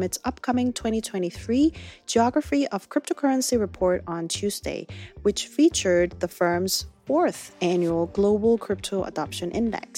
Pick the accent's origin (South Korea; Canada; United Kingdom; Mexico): South Korea; my home country